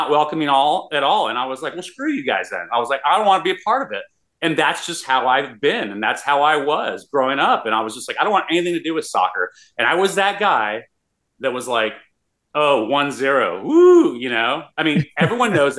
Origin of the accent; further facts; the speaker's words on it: El Paso, Texas, United States; now in Austin, United States; I grew up in El Paso, Texas, in a border town